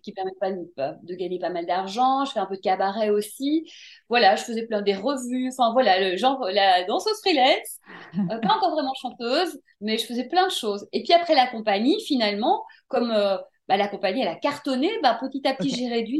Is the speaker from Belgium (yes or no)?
yes; Brussels, Brussels-Capital Region, Belgium; j'ai grandi à Bruxelles